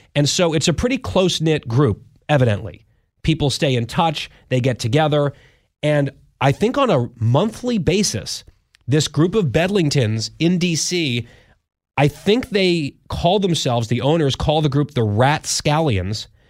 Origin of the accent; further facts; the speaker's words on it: Saudi Arabia; now in Washington, D.C., United States; I was born in Saudi Arabia